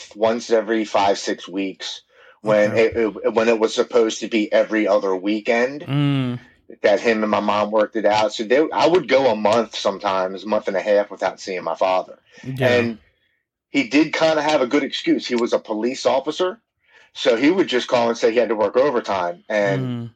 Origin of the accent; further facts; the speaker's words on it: Baltimore, Maryland, United States; born and raised in Baltimore, Maryland